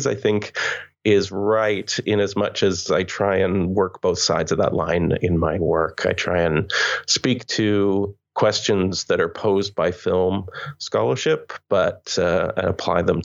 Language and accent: English; Canada; moved away as an adult; I'm Canadian